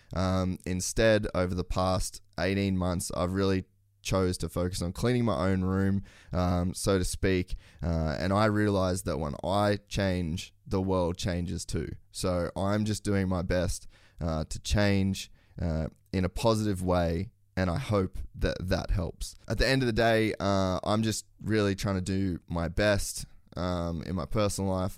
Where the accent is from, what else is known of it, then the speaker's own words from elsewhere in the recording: Queensland, Australia; as a Queenslander